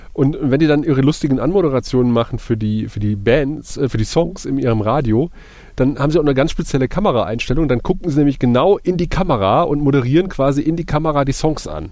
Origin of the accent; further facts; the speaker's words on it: Eifel, Germany; bei uns in der Eifel